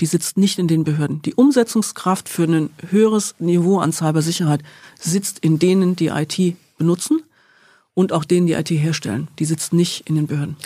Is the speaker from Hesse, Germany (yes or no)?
yes; Rhine-Main area, south of Frankfurt, Hesse, Germany; Im Rhein-Main-Gebiet, ähm, aber südlich von Frankfurt